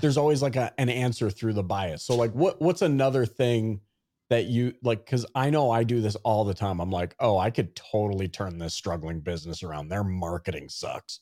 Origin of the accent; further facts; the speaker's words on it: Canada; growing up in Canada